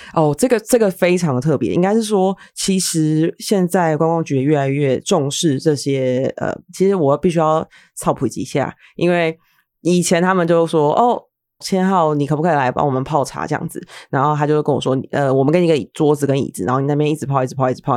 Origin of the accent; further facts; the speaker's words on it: Taiwan; 我们台湾人